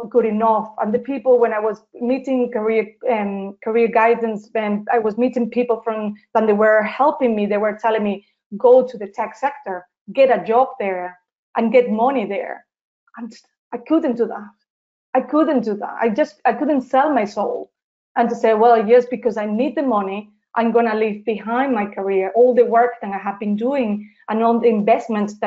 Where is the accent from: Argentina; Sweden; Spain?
Spain; Seville, Andalusia; English is a second language; moved away as an adult; now in Dublin, Ireland; I'm from Spain, from a beautiful city in the south of Spain, and it's called Seville